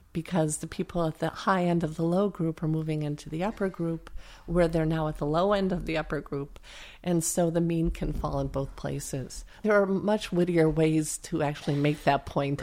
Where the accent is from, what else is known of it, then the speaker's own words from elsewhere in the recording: upstate New York, United States; moved away; I come from the hard scrabble part of New York State.